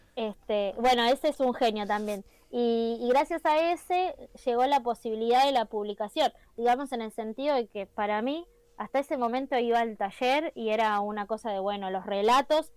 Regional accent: Merlo, Buenos Aires Province, Argentina; soy de Merlo, yo soy de Merlo soy de Merlo

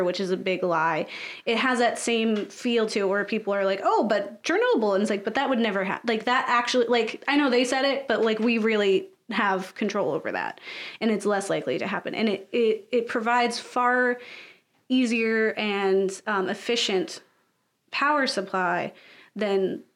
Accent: United States; being an American

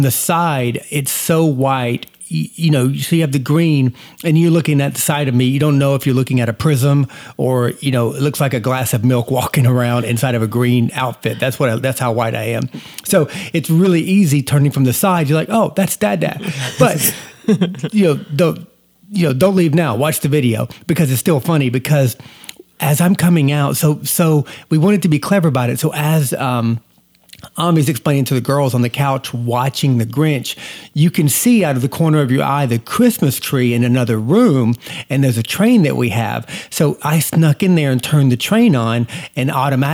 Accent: Georgia, United States; when I was growing up in Georgia, we had such a small town.

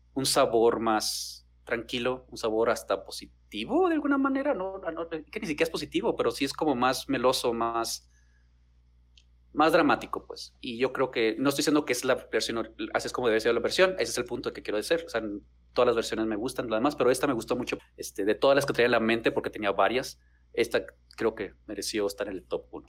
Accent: Chihuahua, Mexico; soy de Chihuahua

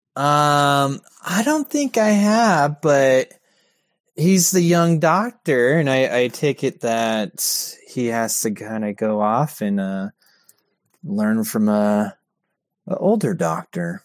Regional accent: Orange County, California, United States; moved away; I'm from California

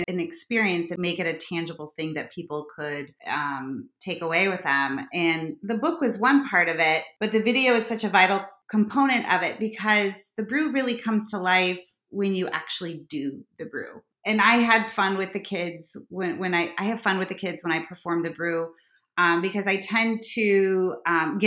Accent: Chicago, Illinois, United States; accent: harsh Chicago; my harsh Chicago accent

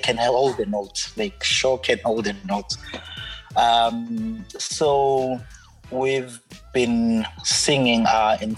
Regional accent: Mandeni, KwaZulu-Natal, South Africa; now in Esikhawini, South Africa; I'm originally from Mandeni

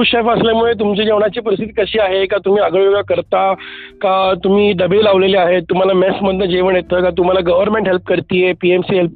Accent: Pune, Maharashtra, India; मी पुण्याचा आहे

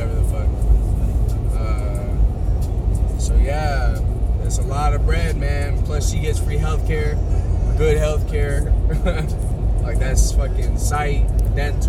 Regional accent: Calhoun, Georgia, United States; moved away as an adult; I'm from Calhoun fucking Georgia

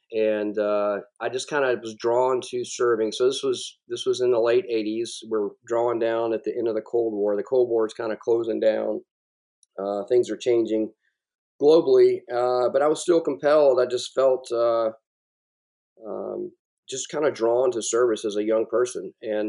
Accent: South Carolina, United States; And so I'm from South Carolina, and I've always been drawn to the coast.

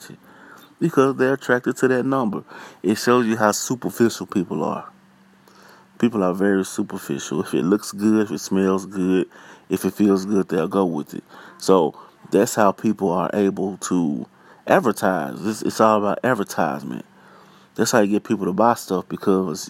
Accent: Pine Bluff, Arkansas, United States; I'm from Pine Bluff, Arkansas. Born and raised

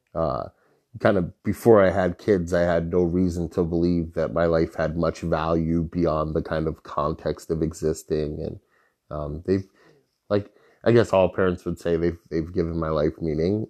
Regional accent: Holyoke, Massachusetts, United States; I'm from Holyoke

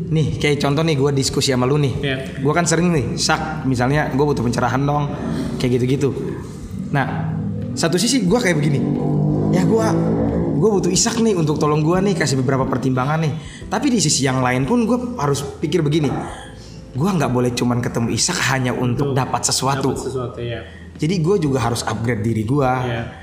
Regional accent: Kupang, East Nusa Tenggara, Indonesia; Kayak contoh gue dari Kupang mau berangkat ke Jakarta.

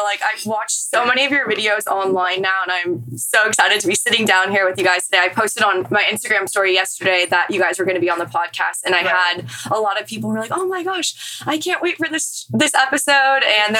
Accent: California, United States; now in Florida, United States; a boss-ass bitch from California.

